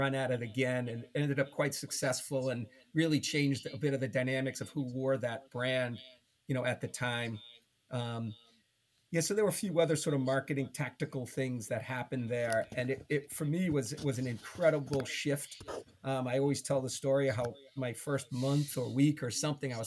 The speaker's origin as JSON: {"language": "English", "town": "Boston", "region": "Massachusetts", "country": "United States", "tie": "born or raised there", "said": "growing up in Boston, in the Boston area"}